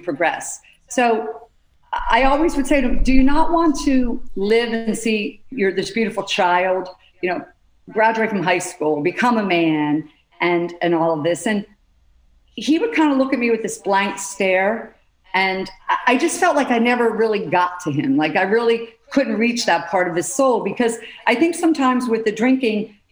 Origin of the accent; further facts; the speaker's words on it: Pennsylvania, United States; I grew up in Pennsylvania, six children.